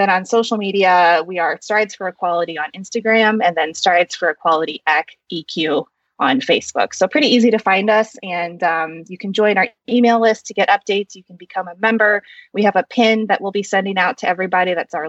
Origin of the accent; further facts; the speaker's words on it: Midwest, United States; also born or lived in South Korea; I was adopted from South Korea, and I was raised in a white family in the Midwest in a predominantly white suburb